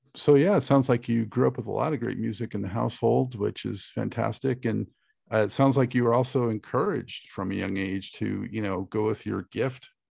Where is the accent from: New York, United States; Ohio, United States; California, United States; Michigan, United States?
California, United States; Los Angeles; moved away as an adult; also born or lived in Santa Monica; now in Charlotte, United States; I'm a native too